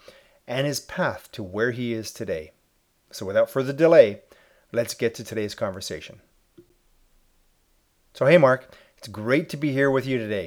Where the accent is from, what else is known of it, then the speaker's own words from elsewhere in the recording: Edmonton, Alberta, Canada; right here in my hometown of Edmonton, Alberta, Canada